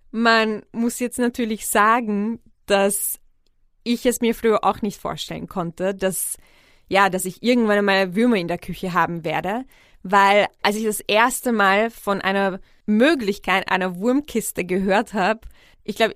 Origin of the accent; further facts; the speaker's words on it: Vienna, Austria; ich fand es immer richtig faszinierend, dass meine Heimatstadt Wien jeden Tag so viel Brot wegschmeißt wie ganz Graz, also die zweitgrößte Stadt von Österreich, jeden Tag einkauft oder essen könnte.